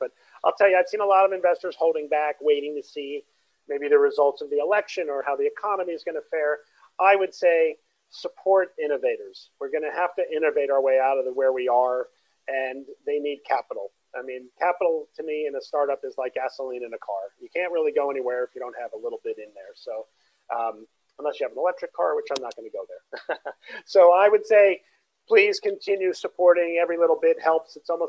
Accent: Brooklyn, New York, United States; I'm from Brooklyn. So I was born in Brooklyn. My whole family, my mom, dad, and my siblings, both of them and myself, all born in Brooklyn.

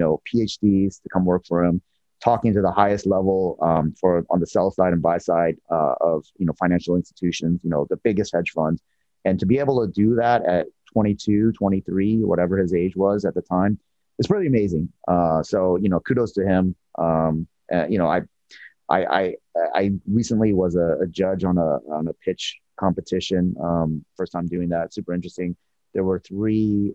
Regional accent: Seattle, Washington, United States; I'm from Seattle area

